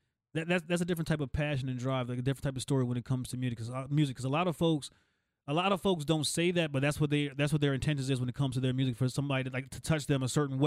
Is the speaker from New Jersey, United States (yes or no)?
yes; Whitesboro, New Jersey, United States; I'm representing Whitesboro, New Jersey, Tennessee, off of Wildwood Ave